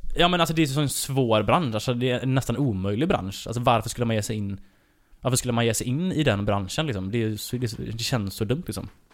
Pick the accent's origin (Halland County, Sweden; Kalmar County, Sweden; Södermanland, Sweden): Halland County, Sweden; Varberg; Falkenberg ligger bara 20 minuter från där jag kommer ifrån